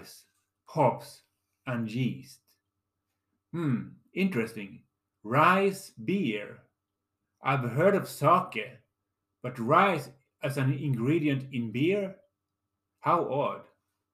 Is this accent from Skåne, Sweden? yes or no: yes; Lund, Skåne, Sweden; my hometown of Lund, Scania, Sweden